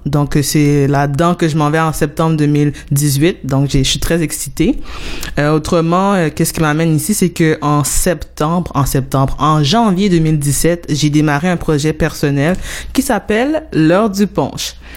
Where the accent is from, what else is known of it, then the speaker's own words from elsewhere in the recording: Montreal, Quebec, Canada; je viens euh, de l'Est de Montréal, donc euh, précisément de Montréal-Nord